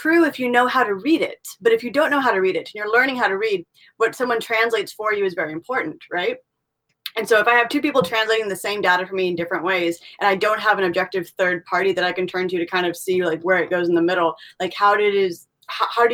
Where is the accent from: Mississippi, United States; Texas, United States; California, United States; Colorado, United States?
California, United States; also born or lived in Middle East; I'm from California